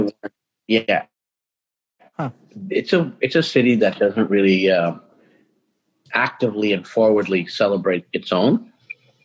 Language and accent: English; Toronto, Ontario, Canada; now in Vancouver, Canada; Toronto has really changed from when we grew up in Toronto